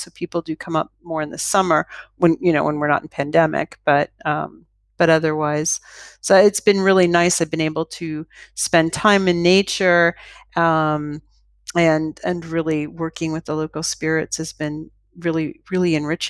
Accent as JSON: {"language": "English", "town": "Toronto", "region": "Ontario", "country": "Canada", "said": "I came from Toronto, which is a major city."}